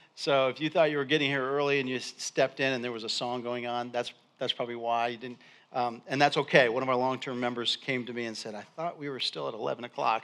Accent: Endicott, New York, United States; I grew up in Endicott, New York

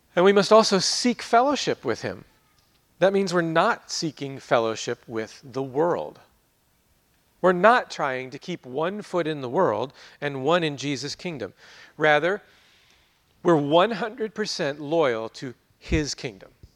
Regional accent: United States; growing up in America, living here as we

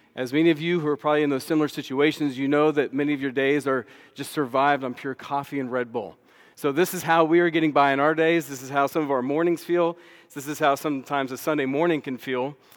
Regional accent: Austin, Texas, United States; also born or lived in Dallas, Texas; I grew up in Austin, Texas, came to faith at about age ten or eleven

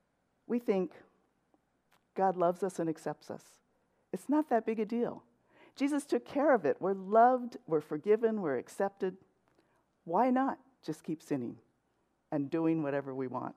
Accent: Los Angeles, California, United States; moved away as an adult; also born or lived in San Diego / West Covina; now in Cypress, United States; I grew up in LA, in central

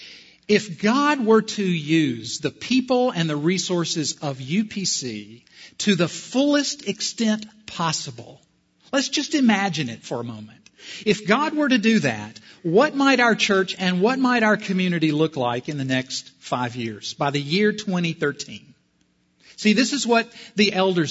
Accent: South Carolina, United States; I'm from South Carolina

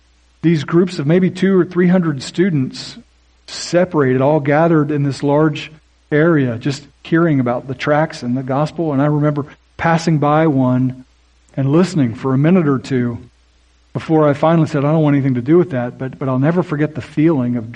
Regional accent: Oklahoma, United States; I grew up in Oklahoma

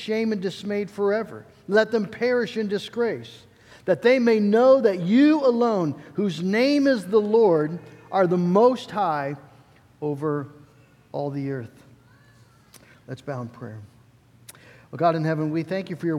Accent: United States; As American Christians

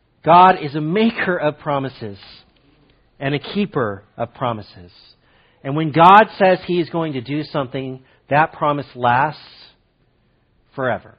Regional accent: Fresno, California, United States; I grew up in Fresno

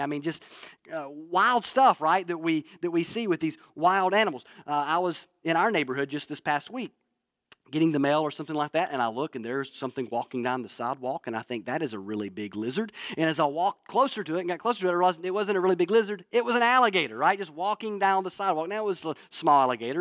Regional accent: North Alabama, United States; moved away; growing up in North Alabama

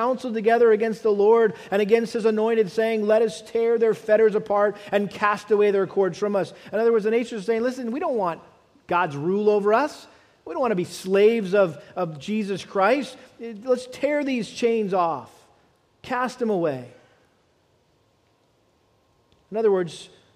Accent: United States; as Americans.

